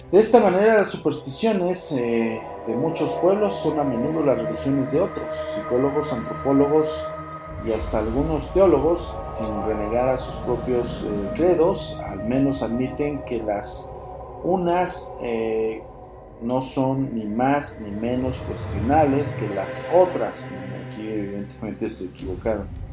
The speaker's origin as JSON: {"language": "Spanish", "country": "Mexico", "said": "si eres también mexicano"}